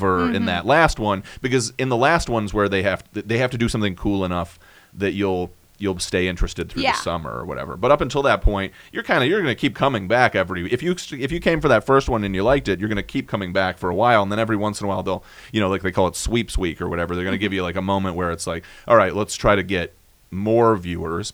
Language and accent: English; Midwest, United States; we're from the Midwest